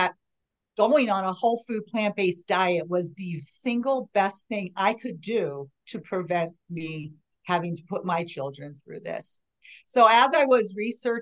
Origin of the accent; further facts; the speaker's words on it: Chicago, Illinois, United States; moved away as an adult; also born or lived in Arlington Heights, Illinois; now in Denver, United States; I grew up in Chicago